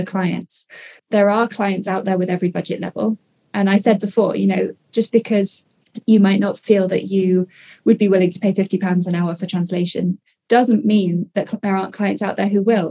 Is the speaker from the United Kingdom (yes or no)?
yes; United Kingdom; I'm British